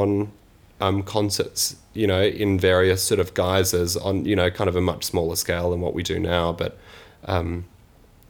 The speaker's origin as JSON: {"language": "English", "town": "Sydney", "region": "New South Wales", "country": "Australia", "moved": "yes", "lives_now": "Manchester, United Kingdom", "said": "I'm actually from Sydney"}